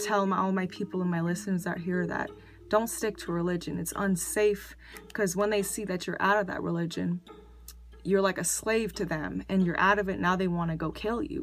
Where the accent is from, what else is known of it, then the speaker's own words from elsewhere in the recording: United States; I was born in America